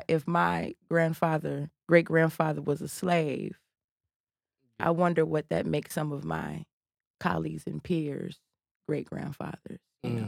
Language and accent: English; United States; And so during the break, I told her I was from the South Side. We lived right around the corner from each other, and she knew my father.